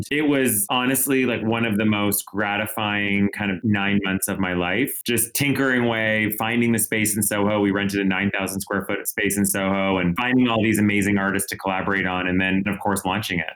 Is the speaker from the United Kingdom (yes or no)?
no; Ottawa, Ontario, Canada; moved away as an adult; also born or lived in New York; I grew up in a small, I grew up in Ottawa